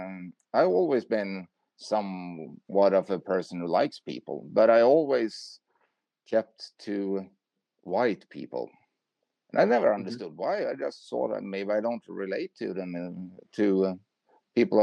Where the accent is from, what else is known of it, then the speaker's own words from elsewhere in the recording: Sweden; I'm from Sweden